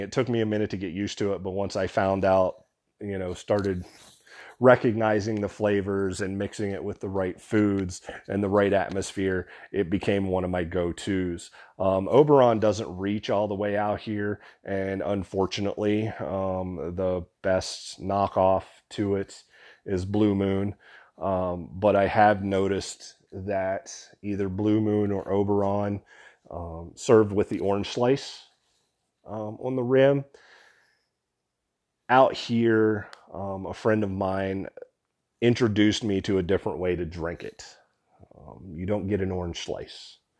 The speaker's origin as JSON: {"language": "English", "region": "West Virginia", "country": "United States", "also_born_or_lived": "Pennsylvania / New York", "said": "Where I was from, or where I live, not where from where I was from. I was from West Virginia."}